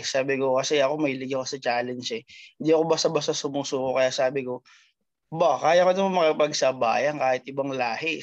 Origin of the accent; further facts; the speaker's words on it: Binangonan, Calabarzon, Philippines; moved away as an adult; now in Bahamas; I'm from Binangonan